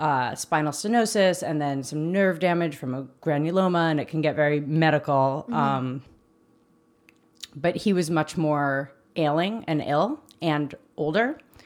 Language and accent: English; New York City, New York, United States; moved away as an adult; also born or lived in Los Angeles; I grew up in New York City. I've come from, there's a lot of siblings. I'm the youngest of four.